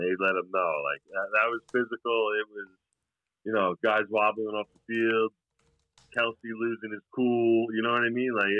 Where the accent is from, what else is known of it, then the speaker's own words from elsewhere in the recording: West Babylon, New York, United States; We're from West Babylon.